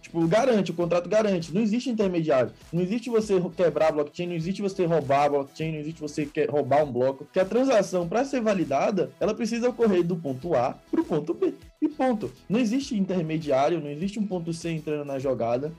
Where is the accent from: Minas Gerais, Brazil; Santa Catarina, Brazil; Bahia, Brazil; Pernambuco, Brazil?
Bahia, Brazil; Salvador; now in São Paulo, Brazil; eu sou de Salvador, Bahia